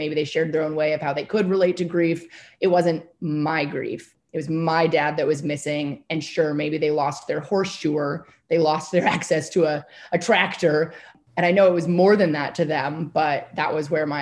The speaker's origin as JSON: {"language": "English", "area": "Whidbey Island", "region": "Washington", "country": "United States", "tie": "born or raised there", "said": "I grew up very rurally on Whidbey Island in Washington State"}